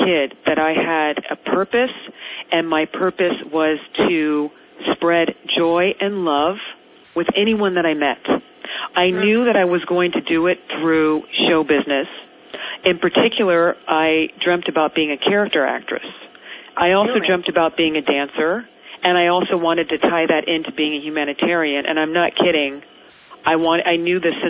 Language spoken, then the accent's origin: English; Marin County, suburb of San Francisco, California, United States; I grew up in a suburb of San Francisco called Marin County